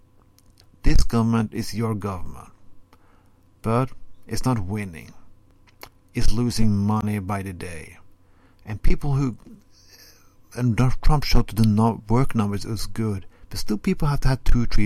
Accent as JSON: {"language": "English", "country": "Norway", "first_language": "Norwegian", "second_language": "English", "said": "I'm speaking Norwegian as my first language."}